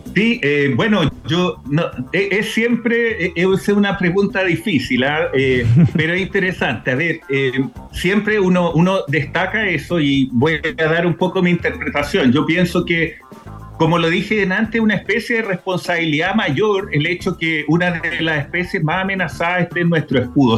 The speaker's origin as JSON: {"language": "Spanish", "country": "Chile", "said": "a nosotros como país, como chileno"}